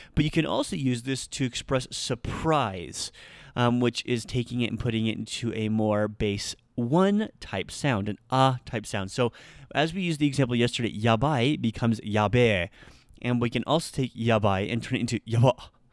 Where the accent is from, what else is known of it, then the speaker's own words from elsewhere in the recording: Nebraska, United States; I'm from Nebraska